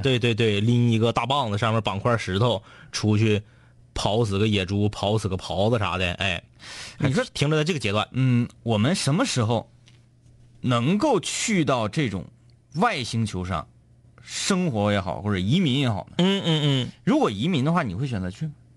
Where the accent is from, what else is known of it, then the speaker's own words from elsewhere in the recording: Northeast China, China; 我们东北这边